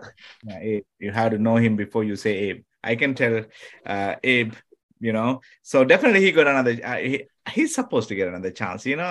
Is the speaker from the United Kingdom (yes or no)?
no; Sri Lanka; first language Tamil; English is a second language; now in United States; I'm from originally from Sri Lanka, it's an island